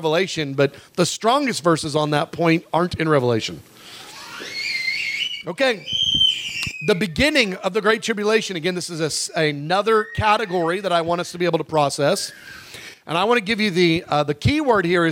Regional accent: United States; as an American Christian

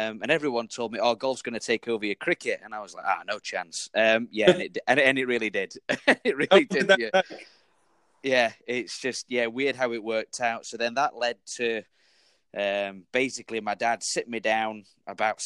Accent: Sheffield, Yorkshire and the Humber, United Kingdom; I grew up in Sheffield

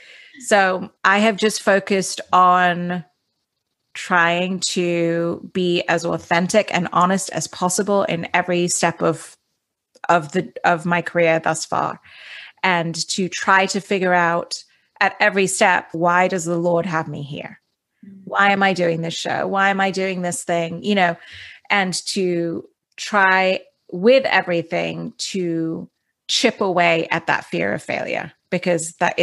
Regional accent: Dubai, United Arab Emirates; that was the thing also about growing up in Dubai, is that it's such a cosmopolitan city.

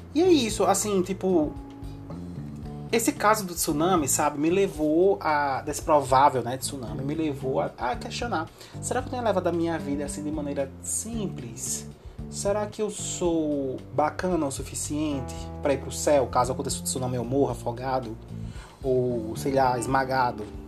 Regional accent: Northeast Region, Brazil; pelo meu sotaque. Dá para você ver que eu sou daqui, né? Do Nordeste

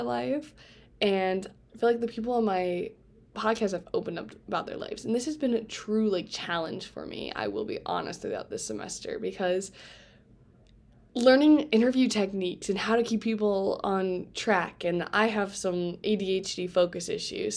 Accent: Fort Wayne, Indiana, United States; moved away; I am from Fort Wayne, Indiana

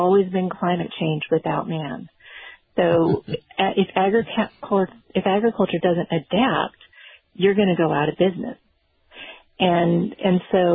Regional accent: Nevada, United States; I grew up in Nevada

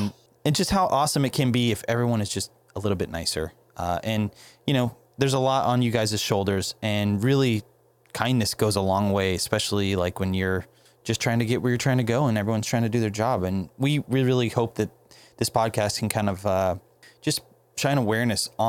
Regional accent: Ocala, Florida, United States; I'm from Ocala

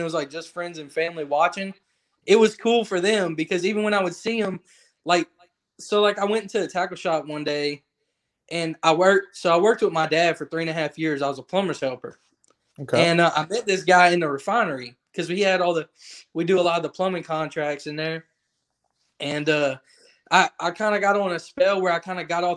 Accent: Lake Charles, Louisiana, United States; I live in Lake Charles. That's where I grew up. That's where I'm born and raised

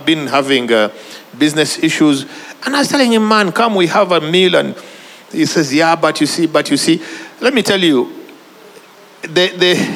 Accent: Uganda; I'm from Uganda

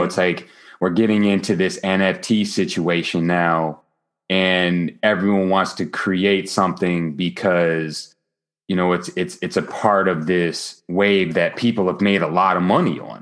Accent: Grand Rapids, Michigan, United States; now in New Jersey, United States; I'm originally from Grand Rapids, Michigan, not to be confused with Detroit, Michigan or 8 Mile.

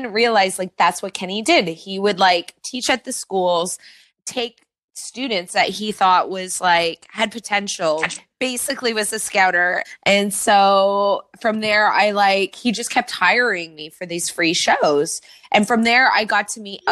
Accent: Mississauga, Ontario, Canada; moved away as an adult; also born or lived in Toronto; now in Los Angeles, United States; I am from Toronto originally. I grew up in Mississauga

